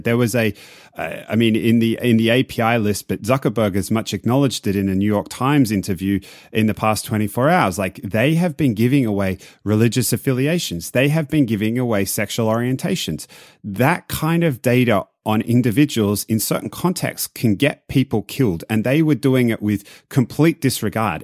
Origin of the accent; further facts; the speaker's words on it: Australia; moved away; I'm Australian